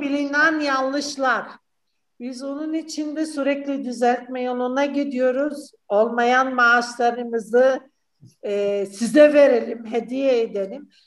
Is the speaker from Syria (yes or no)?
yes; Syria; Turkish is a second language; moved away as an adult; now in Turkey